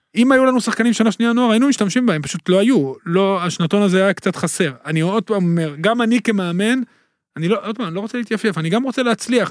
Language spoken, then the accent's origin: Hebrew; Netanya, Central District, Israel; אני גדלתי בנתניה